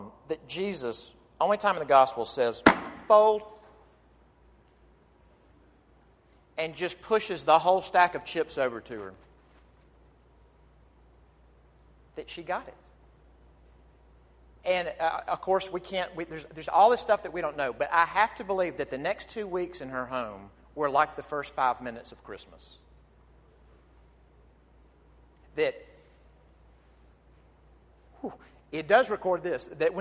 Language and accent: English; Jackson, Mississippi, United States; my hometown of Jackson, Mississippi.